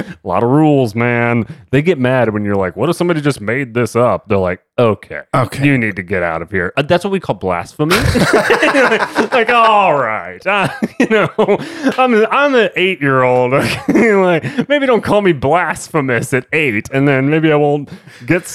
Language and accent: English; Dallas, Texas, United States; growing up in Dallas, Texas.